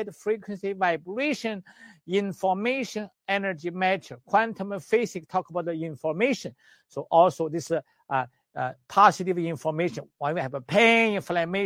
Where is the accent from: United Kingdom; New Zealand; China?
China; English is a second language; moved away; also born or lived in Canada; I'm the doctor from Western medicine, China, and traditional Chinese medicine, acupuncturist, herbalist in China and in Canada. When I was very small, at age 6, I did the Tai Chi